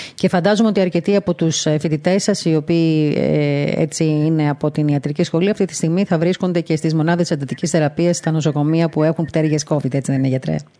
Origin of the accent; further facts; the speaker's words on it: Greece; σαν Ελληνίδα